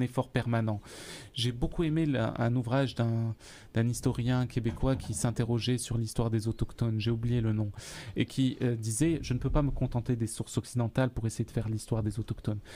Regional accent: Algeria; now in Sherbrooke, Canada; je suis d'Algérie.

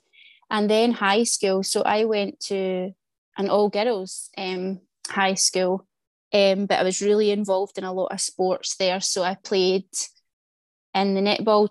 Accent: Glasgow, Scotland, United Kingdom; I'm from the East End of Glasgow

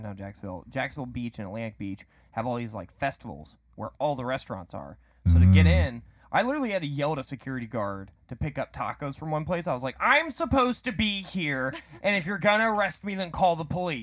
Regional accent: Wales, United Kingdom; Should I tell him I'm Welsh? I think it's too late.

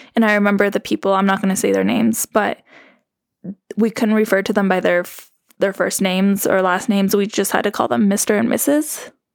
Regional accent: Carbondale, Colorado, United States; accent: Valley; moved away; I'm originally from Carbondale. even Carbondale is, like, not really where I live. I live in Missouri Heights

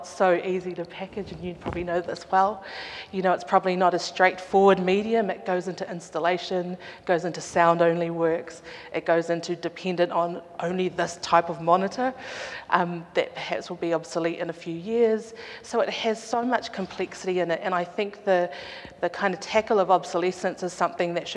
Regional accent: Auckland, New Zealand; I grew up in Auckland in the late 80s, 90s

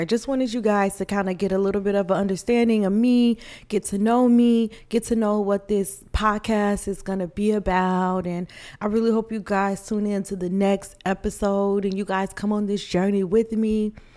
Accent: Illinois, United States; now in Texas, United States; I am originally from Illinois, but I am currently staying in Texas

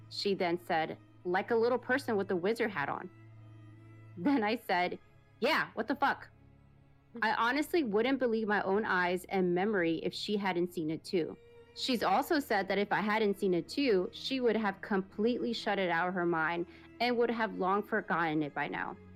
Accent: Peru; English is a second language; I'm originally from Peru. So please forgive my grandma. forgive my grammar.

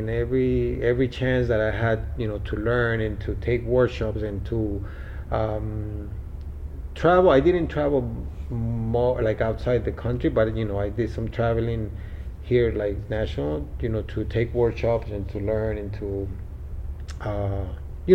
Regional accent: Bogotá, Bogotá Capital District, Colombia; now in Miami, United States; I was born in Colombia, Bogota, Colombia.

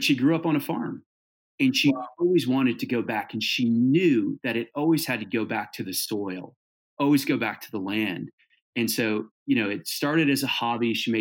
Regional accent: Hawaii, United States; also born or lived in Southern California / Northern California; now in Birmingham, Alabama, United States; I grew up in Hawaii

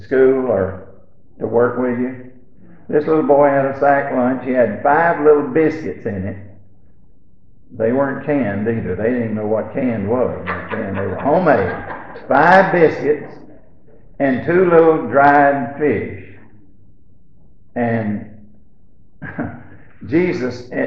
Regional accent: Alabama, United States; when we was growing up in Alabama

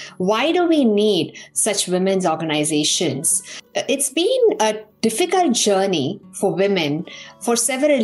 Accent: Coimbatore, Tamil Nadu, India; moved away as an adult; also born or lived in Pilani, Rajasthan, India; now in United States; I grew up in Tamil Nadu, in Coimbatore, and I was raised by a single mother

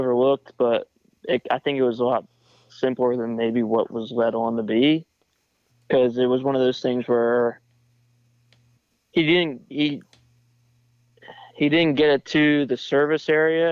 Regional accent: Pennsylvania, United States; I grew up in Pennsylvania

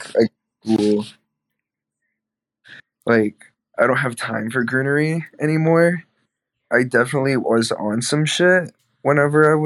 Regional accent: Georgia, United States

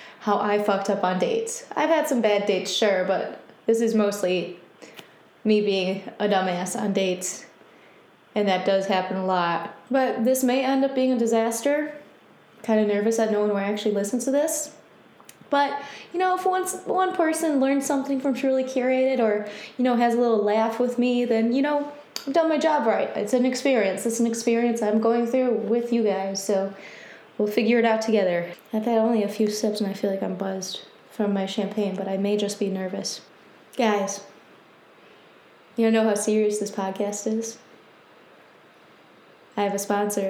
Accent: Michigan, United States; born and raised in Michigan. I now live in Detroit

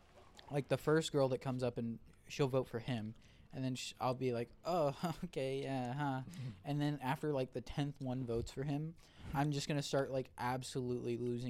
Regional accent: Australia; I'm not even Italian cunt. I'm a fucking. I'm Australian.

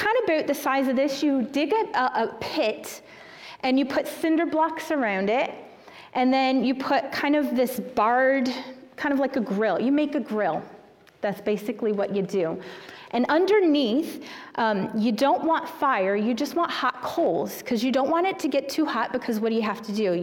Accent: Swansea, South Carolina, United States; moved away as an adult; now in Texas, United States; I grew up in the thriving metropolis of Swansea, South Carolina

